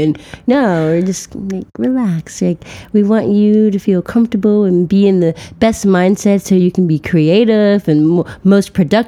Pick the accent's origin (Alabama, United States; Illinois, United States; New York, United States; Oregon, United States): Illinois, United States; Chicago; South Side of Chicago.